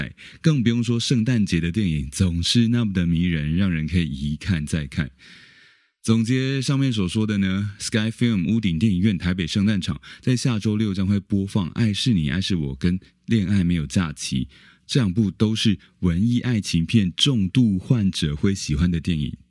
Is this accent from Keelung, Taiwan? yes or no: yes; Keelung, Taiwan; 不确定是不是因为我是基隆人呢？